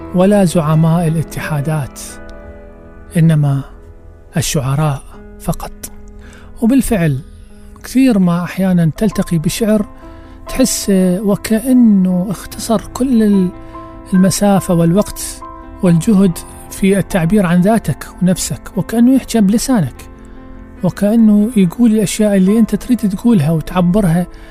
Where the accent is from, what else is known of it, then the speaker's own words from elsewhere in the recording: Baghdad, Baghdad Governorate, Iraq; عندنا في بغداد